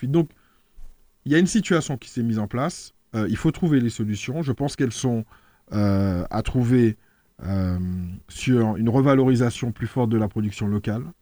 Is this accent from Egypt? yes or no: no; Martinique; Et l'exemple que je prends, on le connaît tous en tant que Martiniquais. Il y a trois ans, la téléphonie mobile était extrêmement chère en Martinique.